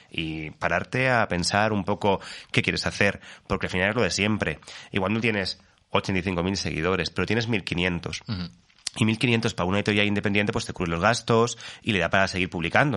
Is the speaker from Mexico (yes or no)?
no; Alicante, Valencian Community, Spain; moved away; also born or lived in Fuenlabrada; Y yo soy alicantino